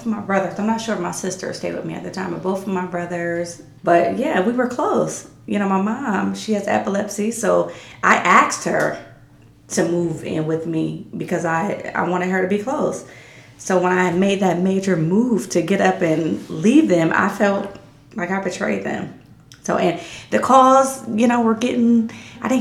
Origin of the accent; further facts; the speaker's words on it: Canton, Ohio, United States; moved away as an adult; now in Reynoldsburg, United States; Canton, my hometown